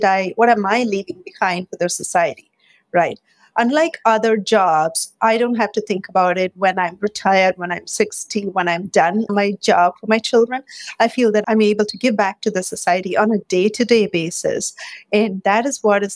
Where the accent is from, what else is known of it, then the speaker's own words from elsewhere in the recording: India; moved away as an adult; also born or lived in Michigan; now in Bay Area, United States; I grew up in India